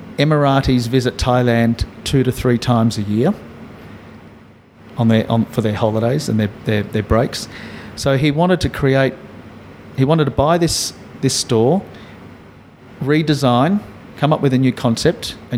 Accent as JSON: {"language": "English", "town": "Melbourne", "region": "Victoria", "country": "Australia", "said": "and I'm from Melbourne, so I know about good coffee. So we have good coffee in Melbourne."}